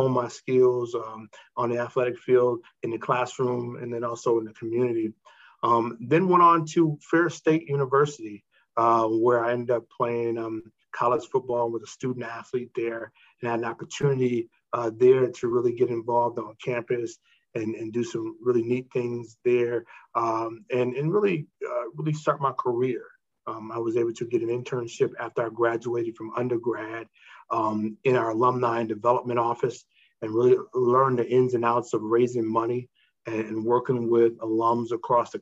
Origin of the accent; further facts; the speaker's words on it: Michigan, United States; moved away as an adult; also born or lived in Indianapolis; I'm from Michigan. I went to Baldwin High School